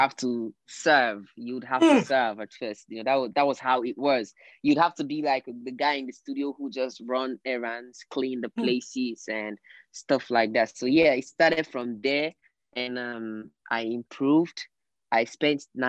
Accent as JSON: {"language": "English", "town": "Port Harcourt", "region": "Rivers State", "country": "Nigeria", "tie": "born or raised there", "moved": "as an adult", "lives_now": "Lagos, Nigeria", "said": "I was born there. And I grew up there."}